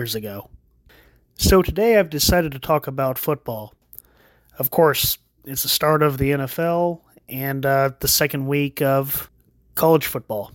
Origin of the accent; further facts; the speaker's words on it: Florida, United States; I'm actually from Florida, right down the road from Gainesville